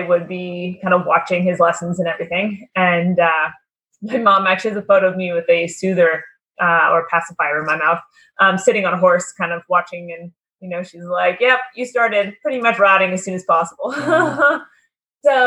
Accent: Merritt, British Columbia, Canada; moved away as an adult; now in United States; my parents used to live, they were both grew up in Vancouver and moved to Merritt, which is a small little

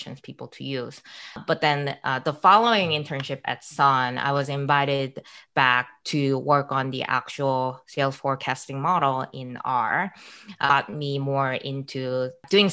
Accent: Calgary, Alberta, Canada; moved away as an adult; also born or lived in Waterloo; I grew up in Calgary in Alberta

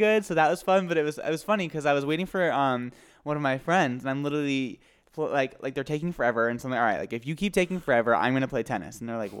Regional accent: New Hampshire, United States; moved away; I was up in New Hampshire. I had a chance to visit my friends, my mom, and everyone, as you know, back home.

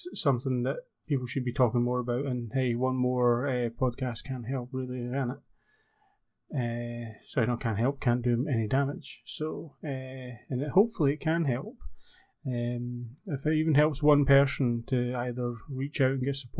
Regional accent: Scotland, United Kingdom; accent: Scottish; I'm based in the UK, you can probably tell my accent, Scotland

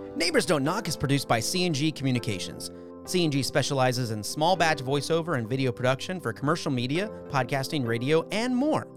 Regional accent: Valencia, California, United States; I'm from Valencia

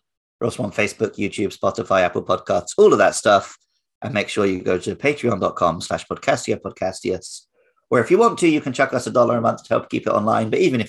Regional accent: United Kingdom; because I'm a Brit

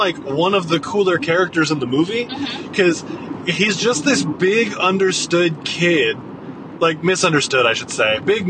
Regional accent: Yuma, Arizona, United States; moved away; where I grew up down in Yuma, obviously it's the middle of the desert.

